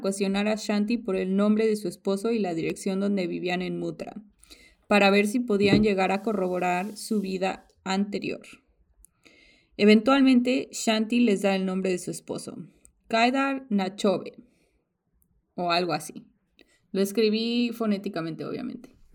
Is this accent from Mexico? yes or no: yes; Mexico; now in United States; yo era, yo soy mexicana